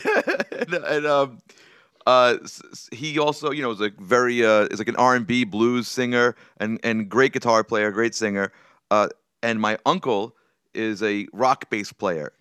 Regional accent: New York City, New York, United States; also born or lived in Brooklyn; I spent most of my, uh, life growing up on Staten Island

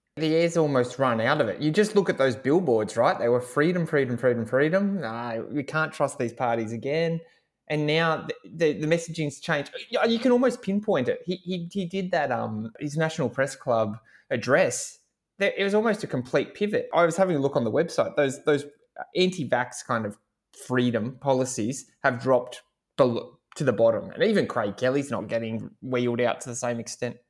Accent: Hawkesbury, Macquarie electorate, New South Wales, Australia; I grew up in the Hawke's Creek part of the seat

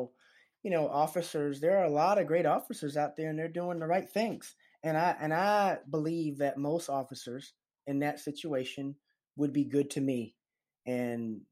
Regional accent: the South, United States; any other black boy growing up in the South

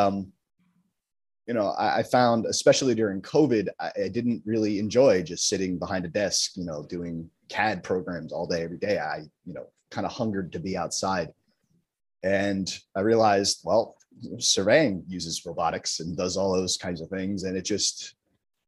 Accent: New Jersey, United States; Born and raised in North Jersey, bounced around a bunch of different towns, but I'm currently living out of Bloomfield

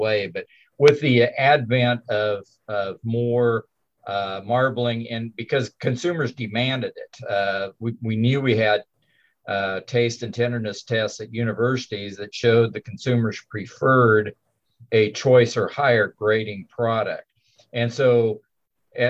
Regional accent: Kansas, United States; I was raised on a farm here in Kansas

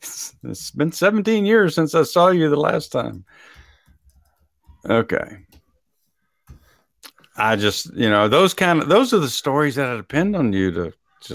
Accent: Texas, United States; I'm from Texas.

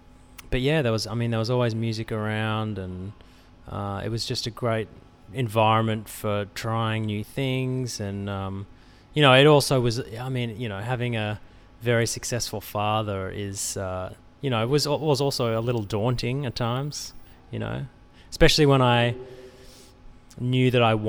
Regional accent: Australia; now in Los Angeles, United States; there's a lot of Australians in LA, and Australians seem to have a good reputation at the moment anyway in LA. We haven't quite worn out our welcome.

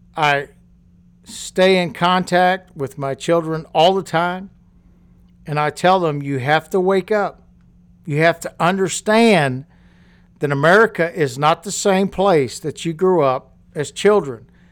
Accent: Louisiana, United States; when I was going to school and growing up in Louisiana

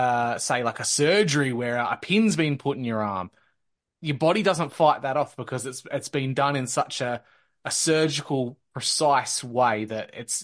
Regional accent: Australia; as a kid growing up in the 90s and into the early 2000s, race really didn't seem like an issue at all until the Cronulla riots.

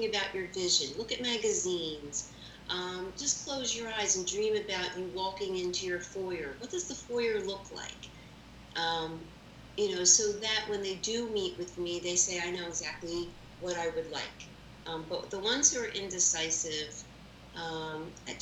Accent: Philadelphia, Pennsylvania, United States; I am a Philly girl all my life. I went to Saul High School, the farm school in Roxborough

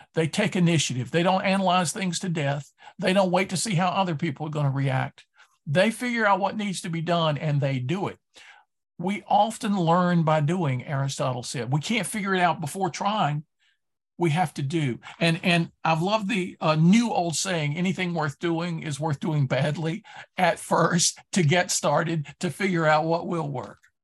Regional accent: Durham, North Carolina, United States; I grew up in Durham, North Carolina

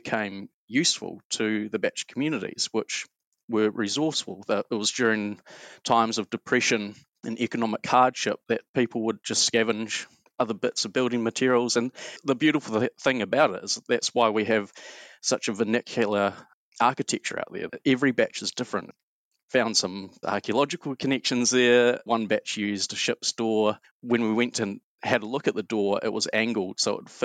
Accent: Auckland, New Zealand; Born and bred in Auckland and spent childhood going out fishing, diving, exploring the Hauraki Gulf

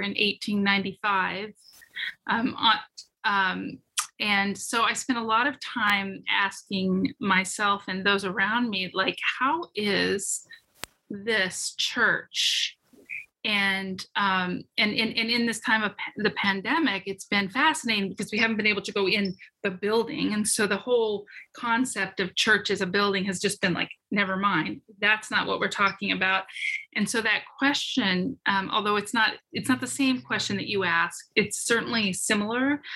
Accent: Rocky Mountains, United States; now in Killington, United States; I grew up in the Rocky Mountains

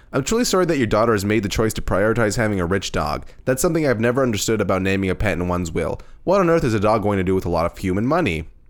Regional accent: Canada; we're Canadian.

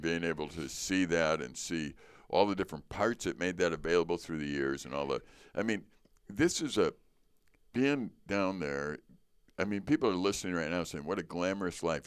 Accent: Chicago, Illinois, United States; being American, growing up in Chicago

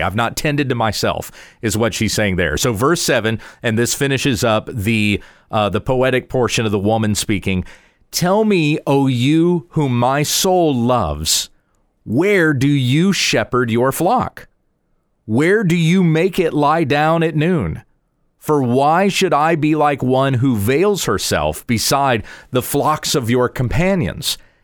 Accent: United States; as English-speaking Americans or as Western world thinkers

